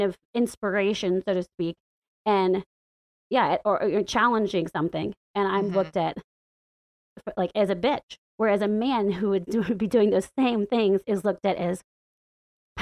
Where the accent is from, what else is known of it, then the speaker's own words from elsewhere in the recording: the Bible Belt, the South, United States; moved away as an adult; now in Washington, D.C., United States; growing up in the Bible Belt and in the buckle of the Bible Belt, it's been pretty lonely and living in the South